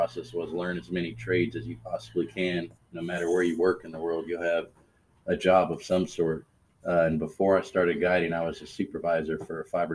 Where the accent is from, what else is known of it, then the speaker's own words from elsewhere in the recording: San Antonio, Texas, United States; native. Born and raised in San Antonio. Lived here all my life